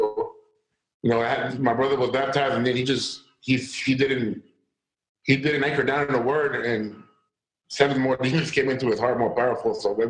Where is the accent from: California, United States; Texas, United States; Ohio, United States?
Texas, United States; I'm from Texas, St. John's, so we're away for you.